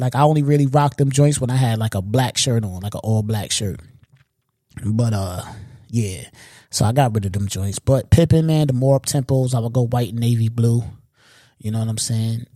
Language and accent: English; New York, United States; I'm a New Yorker